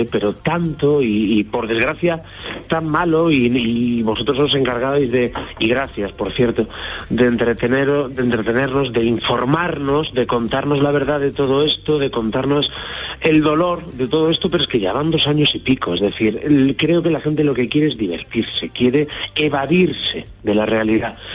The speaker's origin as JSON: {"language": "Spanish", "region": "Galicia", "country": "Spain", "said": "soy un gallego andaluz"}